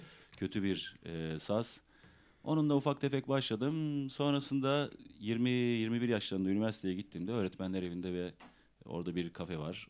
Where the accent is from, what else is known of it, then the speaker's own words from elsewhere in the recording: İzmir, Turkey; also born or lived in Tunceli (ancestry); İzmir'de doğdum büyüdüm. Aslen Dersimliyim, Tunceliyim.